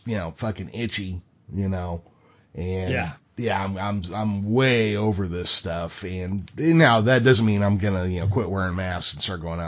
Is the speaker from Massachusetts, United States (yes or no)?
no; California, United States; I am from California. I was born here. I grew up here